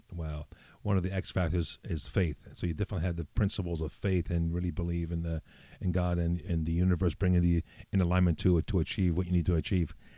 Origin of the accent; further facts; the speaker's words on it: New York City, New York, United States; also born or lived in Italy; as a kid, you know, living in the Bronx, growing up in the Bronx, New York